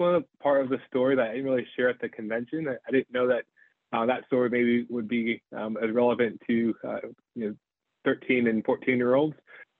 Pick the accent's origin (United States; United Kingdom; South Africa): United States; Houston, Texas; I grew up in Houston, Texas, first generation American. My parents were both born and raised in Nigeria.